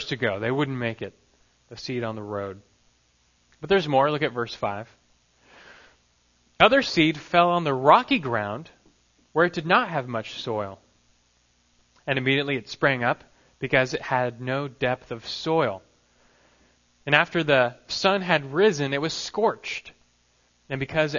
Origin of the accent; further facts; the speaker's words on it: Los Angeles, California, United States; growing up in Los Angeles, not very far from the famed Disneyland